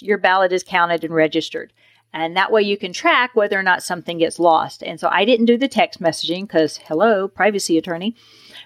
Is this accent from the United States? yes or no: yes; the South, United States; I was raised on Miracle Whip. I'm from the South.